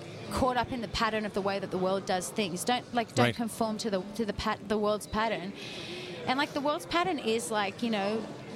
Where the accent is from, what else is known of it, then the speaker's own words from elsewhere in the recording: Australia; accent: Sydney; Australians don't really have filters